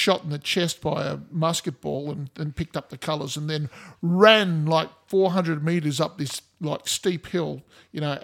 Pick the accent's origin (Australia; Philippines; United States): Australia; I'm Australian